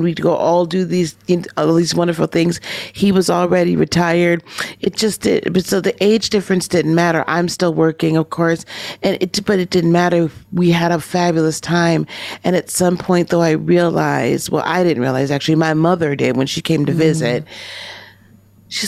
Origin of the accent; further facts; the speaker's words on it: Wisconsin, United States; also born or lived in Chicago; I'm from Wisconsin